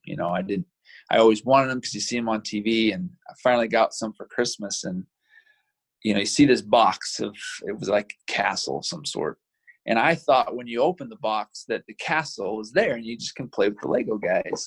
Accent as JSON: {"language": "English", "town": "Provo", "region": "Utah", "country": "United States", "tie": "born or raised there", "also_born_or_lived": "Vernal, Utah", "said": "I grew up in Provo, so I've been a Utah boy pretty much my whole life"}